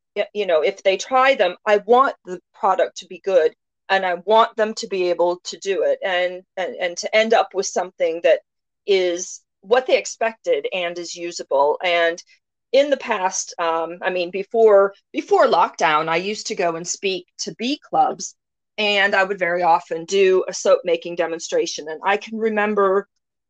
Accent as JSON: {"language": "English", "country": "United States", "moved": "as an adult", "lives_now": "United Kingdom", "said": "As an American"}